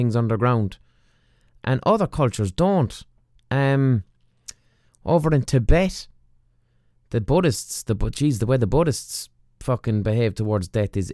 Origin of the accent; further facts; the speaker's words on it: Ireland; us as Westerners, as Irish people